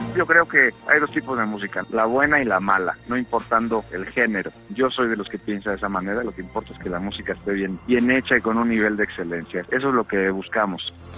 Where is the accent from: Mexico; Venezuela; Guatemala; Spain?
Mexico; Texcoco, State of Mexico; also born or lived in Milan, Italy; en la provincia mexicana, en Texcoco, de donde yo soy